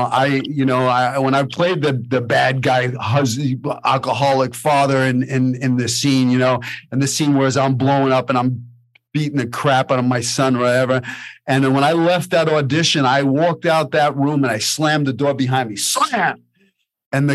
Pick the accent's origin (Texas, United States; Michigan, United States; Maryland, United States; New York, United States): New York, United States; moved away; I'm an actor from New York